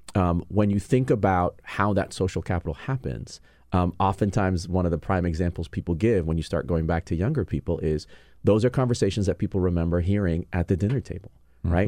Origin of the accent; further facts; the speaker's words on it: New York, United States; moved away as an adult; also born or lived in California; now in Washington, D.C., United States; I'm originally born and raised in New York, but spent six months in California